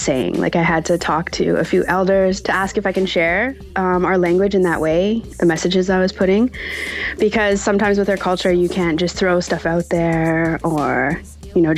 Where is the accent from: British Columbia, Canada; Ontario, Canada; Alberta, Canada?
British Columbia, Canada; Musqueam; I'm from Musqueam